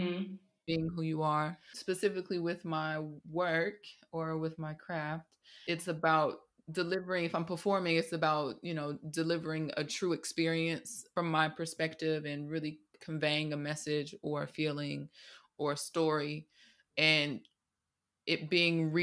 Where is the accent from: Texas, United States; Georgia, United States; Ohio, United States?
Georgia, United States; Atlanta; now in London, United Kingdom; originally from Atlanta, Georgia in the States, and now living in London, England.